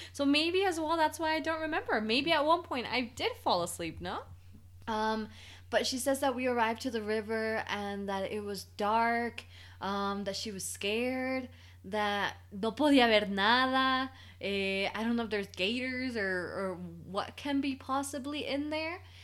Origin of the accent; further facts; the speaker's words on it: Bradenton, Florida, United States; also born or lived in Pijijiapan, Chiapas, Mexico / Arcadia, Florida; now in Mexico; I was raised in Florida, super close to Georgia